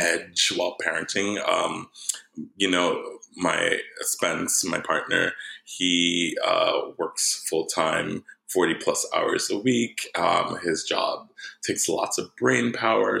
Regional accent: Jersey City, New Jersey, United States; moved away as an adult; I was born in Jersey City, New Jersey. I'm a Jersey boy.

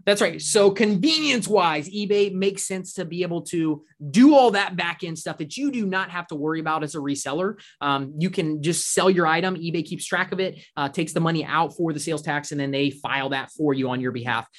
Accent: Orlando, Florida, United States; we grew up in Orlando.

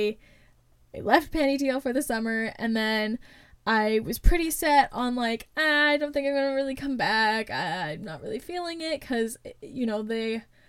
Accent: Canada; as a Canadian

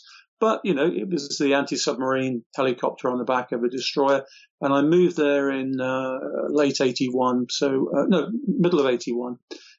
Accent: South East England, United Kingdom; born there; Okay, I was actually born in Kent, which is one of our more easterly counties, but my father was in the Navy, so he was stationed there. My family heritage is from Wales.

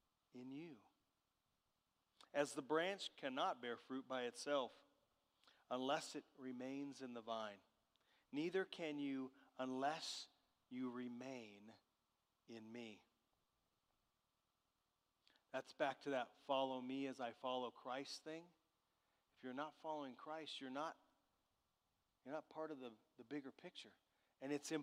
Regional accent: Southern California, United States; I grew up in Southern California, and the area that I grew up in had walnut trees

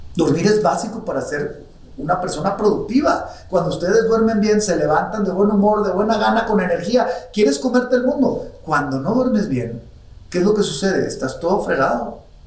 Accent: Mexico; nuestro México queridísimo país del alma, soy más mexicano que el mole

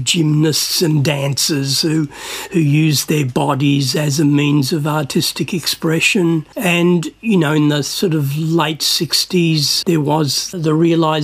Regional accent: Melbourne, Victoria, Australia; also born or lived in Cyprus; I grew up in Sunshine and Footscray

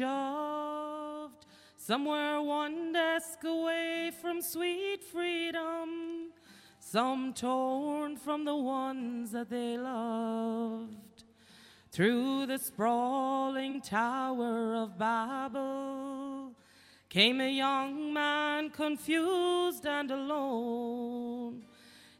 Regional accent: Achill Island, Connacht, Ireland; also born or lived in Cleveland, Ohio; I went to school here in Achill

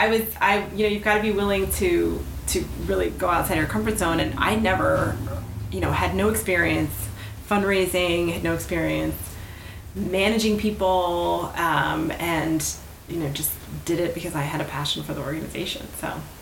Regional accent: Miami, Florida, United States; moved away as an adult; I grew up in Miami around like a bunch of Cubans, Colombians, Venezuelans. I have a really weird accent.

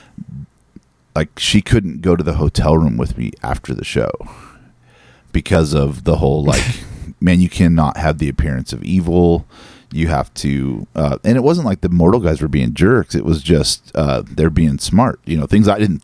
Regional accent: Northern California, United States; I'm from Northern California

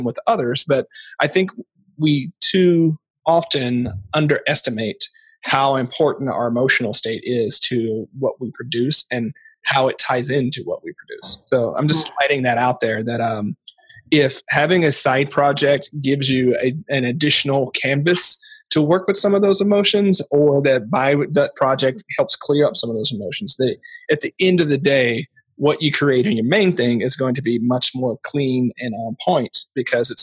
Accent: Portland, United States; I'm from Portland

